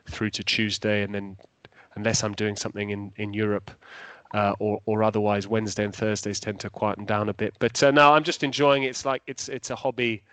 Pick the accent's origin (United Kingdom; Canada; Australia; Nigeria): United Kingdom; England; moved away as an adult; also born or lived in London; now in Italy; I got pigeonholed as an Italian commentator in England despite being English, and I had to move to Italy to actually commentate in English